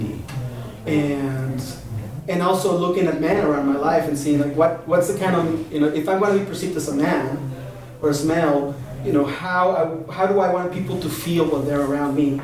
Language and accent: English; Oaxaca, Mexico; moved away as an adult; now in Albuquerque, United States; I was born and raised in Oaxaca, southern Mexico, but my father is from the United States